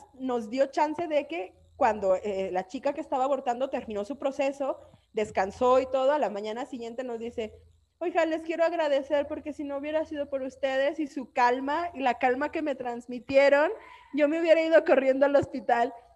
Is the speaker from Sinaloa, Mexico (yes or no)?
no; Aguascalientes, Mexico; somos aborteras y somos de Aguascalientes